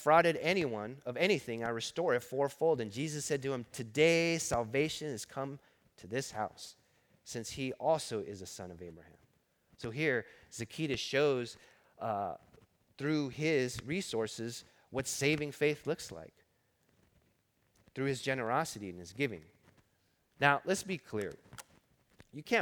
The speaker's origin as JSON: {"language": "English", "town": "Los Angeles", "region": "California", "country": "United States", "tie": "born or raised there", "said": "I grew up in East L.A. I started working at 7-Eleven in East L.A. as a teenager"}